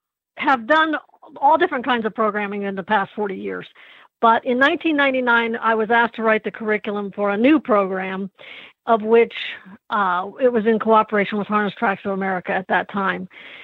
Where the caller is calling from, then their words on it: Anderson, Indiana, United States; I am calling in from Anderson, Indiana, which is my home now.